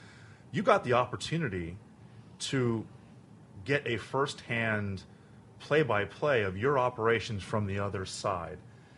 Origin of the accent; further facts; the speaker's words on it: Miami, Florida, United States; The listeners know I'm from Miami.